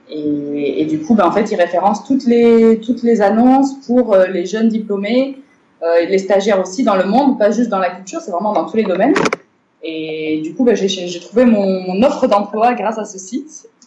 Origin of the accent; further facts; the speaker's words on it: Morocco; moved away as an adult; also born or lived in Bordeaux, France; à la base, je suis née, j'ai grandi au Maroc. Euh, donc voilà, les 18 premières années de ma vie, c'était au Maroc.